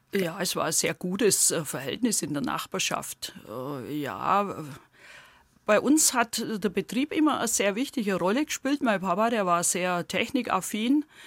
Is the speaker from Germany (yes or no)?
yes; Heidenheim district, between Heidenheim an der Brenz and Ulm, Baden-Württemberg, Germany; accent: Swabian; now in Güntersleben, Germany; Aus dem Landkreis Heidenheim und zwar aus dem südlichen Teil, so halbe Strecke zwischen Heidenheim an der Brenz und Ulm